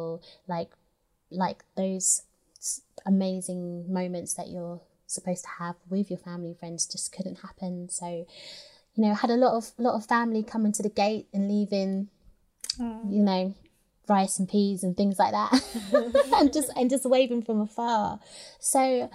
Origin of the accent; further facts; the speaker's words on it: London, United Kingdom; a British girl from South Woodford